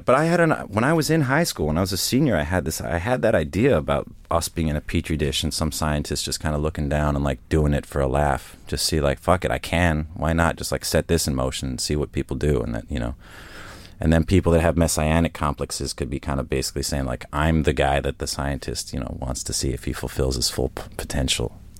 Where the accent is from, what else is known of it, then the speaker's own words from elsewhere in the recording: United States; also born or lived in Essex, England / Stokenchurch, England; now in New York, United States; I'm American by the influence that the outside world had on me growing up there, but at home, you know, Americans are foreigners to my parents.